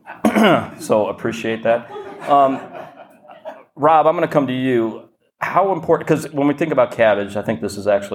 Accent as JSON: {"language": "English", "town": "Detroit", "region": "Michigan", "country": "United States", "moved": "yes", "lives_now": "London, United Kingdom", "said": "I'm from Detroit originally, and it did feel like home"}